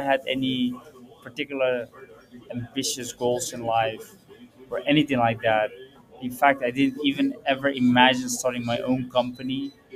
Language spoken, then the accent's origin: English; Purmerend, North Holland, Netherlands; I was born and raised in Holland, but both of my parents are from Morocco